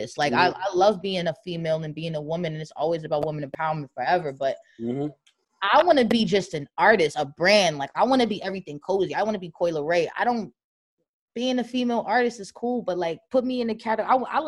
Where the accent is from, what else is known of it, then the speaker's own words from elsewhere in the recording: New Jersey, United States; I'm from Jersey